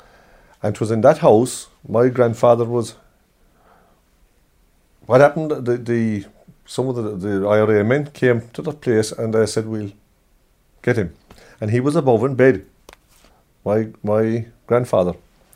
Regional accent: Killarney, Munster, Ireland; I was born in Killarney, but I was brought up in the old house.

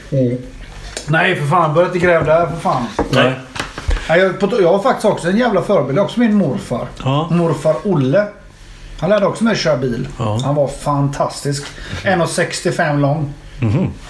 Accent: Swedish west coast, Sweden; där jag kommer ifrån.

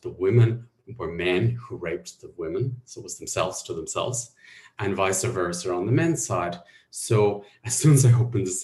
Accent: Ireland; I was brought up in Catholic Ireland

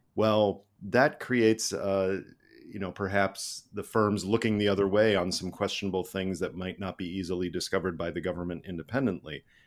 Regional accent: United States; I'm an American citizen, and I have a U S passport

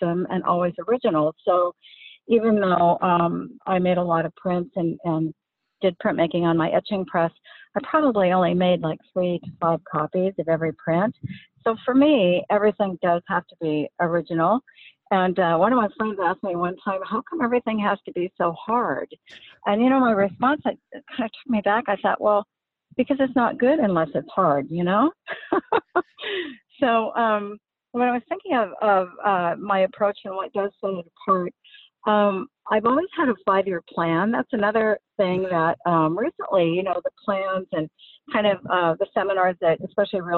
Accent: Seattle, Washington, United States; moved away as an adult; also born or lived in Bellevue; now in California, United States; I grew up in the Seattle area. I went to high school in Sammamish High School in Bellevue.

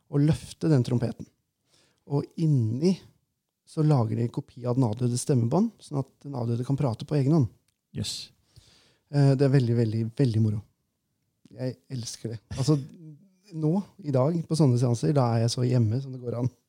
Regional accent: Innlandet, Norway; accent: Valdres dialect; Eh, og for jeg er jo fra Valdres, ikke sant?

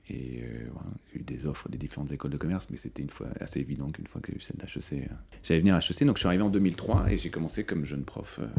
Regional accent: Mumbai, Maharashtra, India; born there; je suis, né à, je suis né à Mumbai. Et alors, je ne sais pas si vous avez vu, parce que vous avez continué les recherches

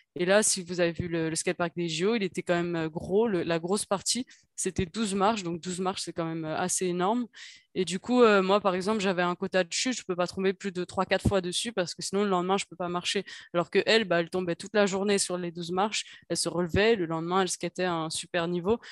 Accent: Paris, Île-de-France, France; en tant que parisienne

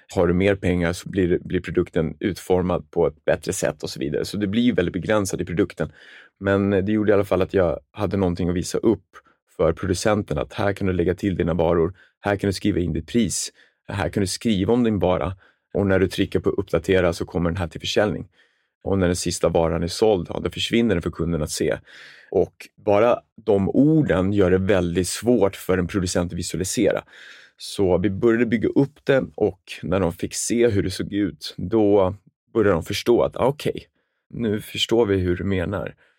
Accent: Stockholm, Stockholm County, Sweden; also born or lived in Jönköping; Jag är uppvuxen med en familj med en storebror i Sätra, en förort i södra Stockholm

